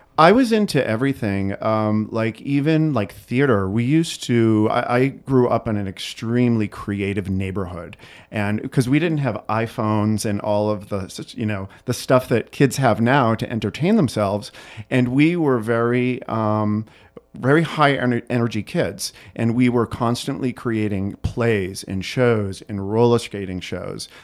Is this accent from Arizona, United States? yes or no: no; Burlington, Massachusetts, United States; also born or lived in Florence, Italy; now in Chicago, United States; I grew up i, right outside of Boston, Massachusetts, in a town called Burlington